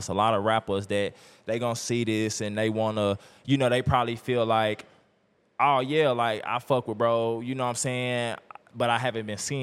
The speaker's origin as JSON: {"language": "English", "town": "Tulsa", "region": "Oklahoma", "country": "United States", "said": "I'm from Tulsa"}